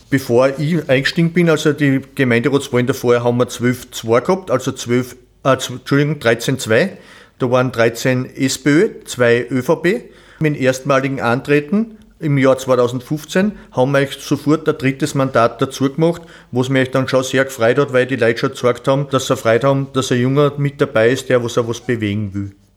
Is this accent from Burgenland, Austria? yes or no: no; Sölztal, Styria, Austria; Ich bin geboren in Selstal, bin zur Schule in Selstal und in Atmung gegangen